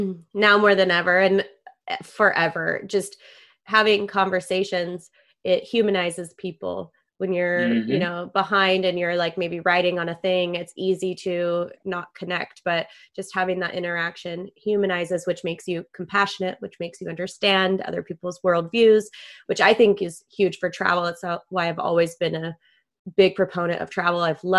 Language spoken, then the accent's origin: English; La Jolla, California, United States; growing up in La Jolla, it tends to be a little bit of a bubble.